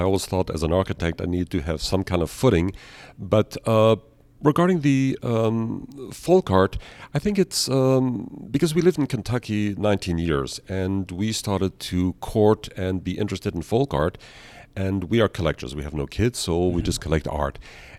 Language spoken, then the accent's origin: English; Vienna, Austria; also born or lived in Canada / United States; I was born in Canada. Then with my parents, I moved early on to Vienna, Austria, went to boarding school, and eventually, like most Europeans, I traveled to America.